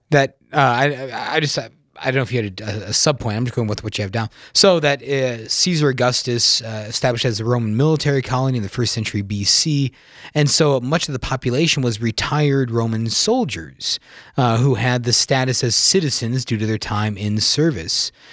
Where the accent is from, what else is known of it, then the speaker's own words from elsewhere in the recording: South Dakota, United States; I'm born and raised in South Dakota